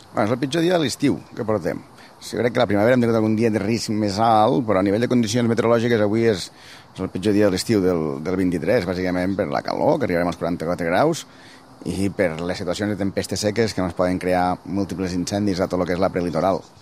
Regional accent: Tivissa, Catalonia, Spain; jo vaig néixer i visc a Terres de l'Ebre, i hi ha un poble que es diu Tivissa

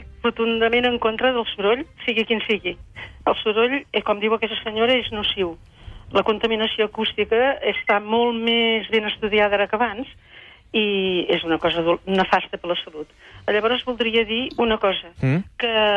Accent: Girona, Catalonia, Spain; Soc de Girona de tota la vida.

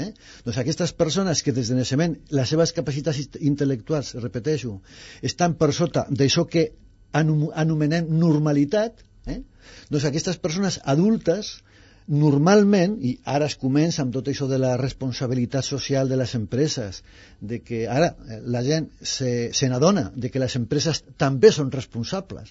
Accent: Aragon, Spain; also born or lived in Zaragoza; now in Catalonia, Spain; jo sóc aragonès

